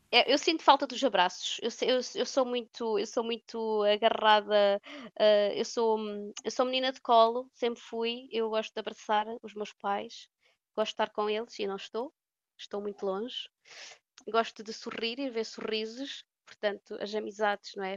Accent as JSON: {"language": "Portuguese", "country": "Portugal", "tie": "born or raised there", "moved": "as an adult", "lives_now": "Aarhus, Denmark", "said": "eu nasci em Portugal"}